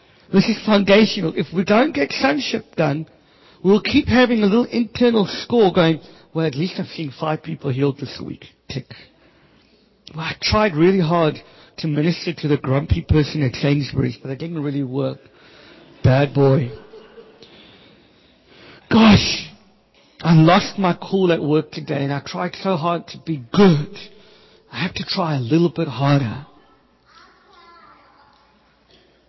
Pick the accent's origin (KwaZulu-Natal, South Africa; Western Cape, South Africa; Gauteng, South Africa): Western Cape, South Africa; Cape Town; I grew up in the Cape Flats